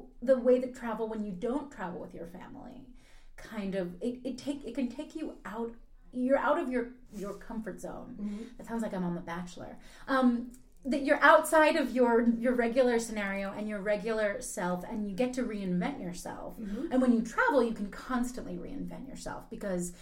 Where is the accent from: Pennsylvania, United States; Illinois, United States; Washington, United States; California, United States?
Pennsylvania, United States; Philadelphia; I grew up in Philadelphia